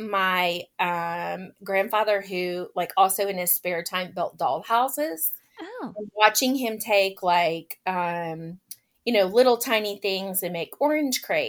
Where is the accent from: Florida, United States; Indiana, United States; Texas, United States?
Florida, United States; Lakeland; also born or lived in Orlando, Florida / Haines City, Florida; now in Marietta, United States; I grew up, yes, you are correct, in Central Florida. My hometown is actually in Lakeland